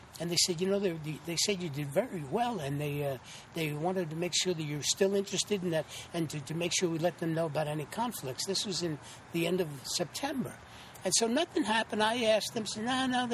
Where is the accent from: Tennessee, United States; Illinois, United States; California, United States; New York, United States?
New York, United States; New York City; also born or lived in Santa Fe, New Mexico / Putnam Lake, New York; I'm originally born and raised in the Bronx, New York